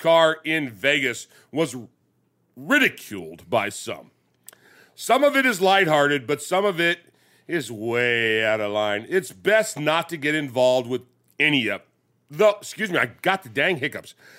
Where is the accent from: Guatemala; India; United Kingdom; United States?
United Kingdom; England; I'm Raider Nation from England